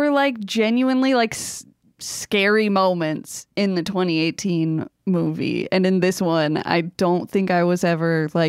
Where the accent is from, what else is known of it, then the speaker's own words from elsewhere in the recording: Muskegon, Michigan, United States; We actually had that kind of where we grew up in Muskegon.